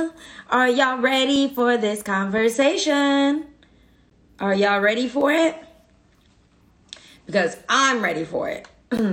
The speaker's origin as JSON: {"language": "English", "town": "Stockton", "region": "California", "country": "United States", "moved": "yes", "lives_now": "Los Angeles, United States", "said": "I'm from Stockton"}